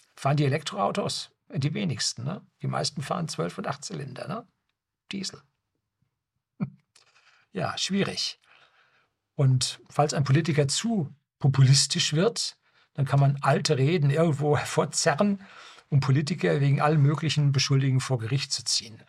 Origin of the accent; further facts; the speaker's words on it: Germany; bei uns in Deutschland